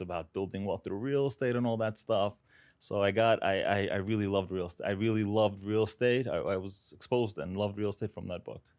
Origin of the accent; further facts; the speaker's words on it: New York City, New York, United States; also born or lived in Uzbekistan; I was, uh, born there, moved here when I was seven years old. grew up in Brooklyn